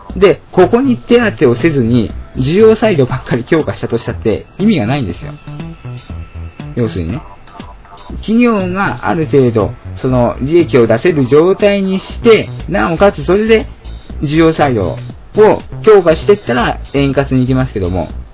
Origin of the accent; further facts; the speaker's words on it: Shizuoka, Japan; moved away; 私の実家の地元の静岡